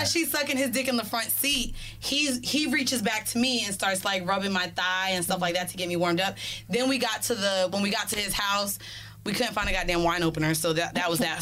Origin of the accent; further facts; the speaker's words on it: Orlando, Florida, United States; moved away as an adult; now in New York, United States; I'm from Florida